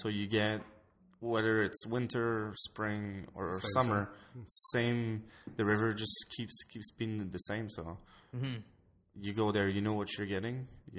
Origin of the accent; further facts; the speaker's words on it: Canada; We're from Canada.